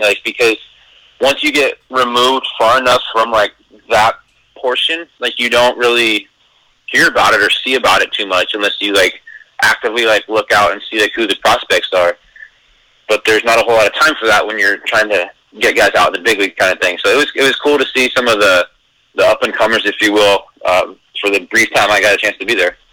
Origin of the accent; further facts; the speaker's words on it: Eastern Oregon, United States; also born or lived in Redlands, California; my baseball card says California, but I grew up in Oregon